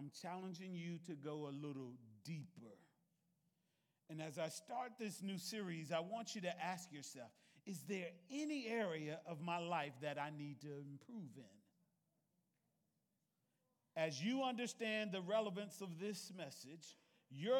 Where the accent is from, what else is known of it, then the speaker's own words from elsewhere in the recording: the South, United States; I was raised in the South